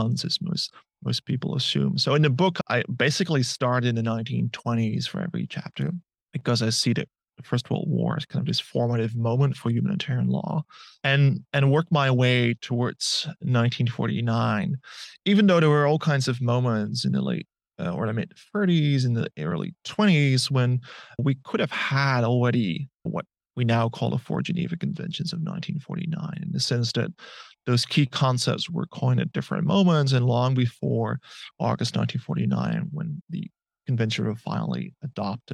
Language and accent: English; southern Netherlands, Netherlands; now in Melbourne, Australia; the place where I grew up, which is in the south of the Netherlands